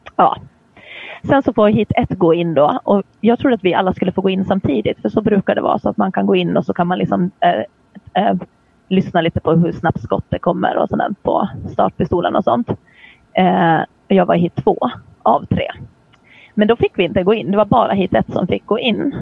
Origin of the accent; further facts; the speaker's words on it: Åland Islands; jag kommer från Åland där man pratar svenska fast vi hör ju till Finland